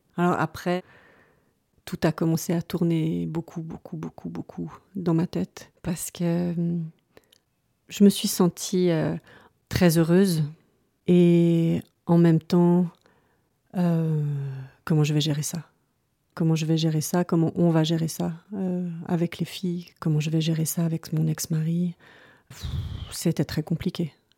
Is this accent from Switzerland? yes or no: yes; Lausanne, Vaud, Switzerland; moved away as an adult; also born or lived in a small village at the foot of the Jura; je suis originaire de Lausanne, où j'ai vécu toute mon enfance et adolescence